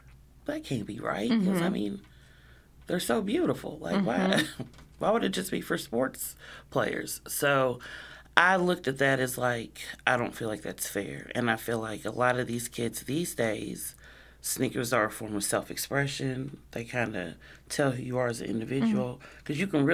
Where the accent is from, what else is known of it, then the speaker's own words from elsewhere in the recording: Illinois, United States; born there; But I was born here in the States, in Illinois, back in 81.